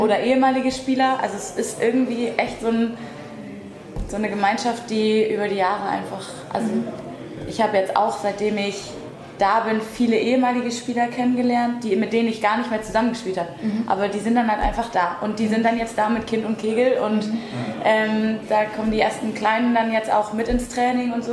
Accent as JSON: {"language": "German", "region": "Lower Saxony", "country": "Germany", "moved": "as an adult", "lives_now": "Würzburg, Germany", "said": "ich komme ursprünglich eigentlich aus Niedersachsen"}